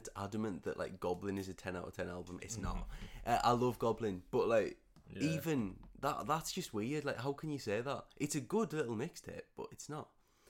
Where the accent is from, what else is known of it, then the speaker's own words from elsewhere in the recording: Streatham, London, United Kingdom; I grew up in Streatham.